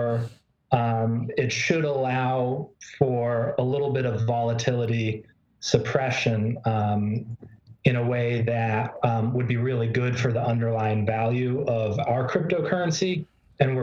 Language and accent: English; Boston, Massachusetts, United States; moved away; I come from Boston. I come from a place where, you know, I walked to school on the road that Paul Revere took